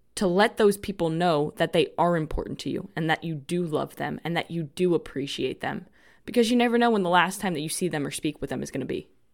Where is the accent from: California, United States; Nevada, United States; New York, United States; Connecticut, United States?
New York, United States; New York City; moved away as an adult; also born or lived in North Carolina; now in Florida, United States; I grew up in New York, right outside New York City, in a town called Rockaway Beach in Queens. And I lived there until I was twenty-three years old.